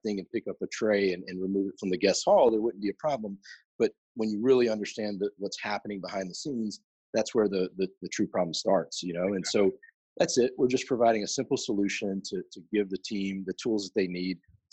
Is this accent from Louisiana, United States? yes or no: yes; Louisiana, United States; also born or lived in the South; I grew up mostly in the South, mostly Louisiana specifically